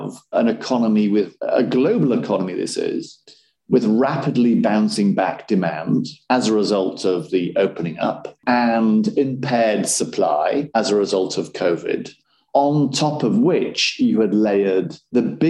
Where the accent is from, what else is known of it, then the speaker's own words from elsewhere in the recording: Yorkshire and the Humber, United Kingdom; also born or lived in Sunderland; where I grew up in West Yorkshire.